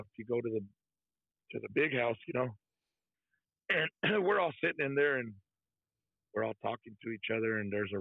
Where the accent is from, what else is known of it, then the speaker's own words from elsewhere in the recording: Texas, United States; I'm from Texas